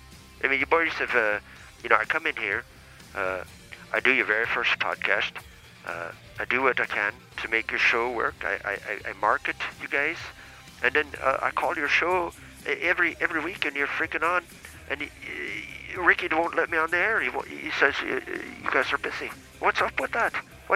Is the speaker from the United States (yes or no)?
no; Ireland; born there; I was born in Ireland, yes.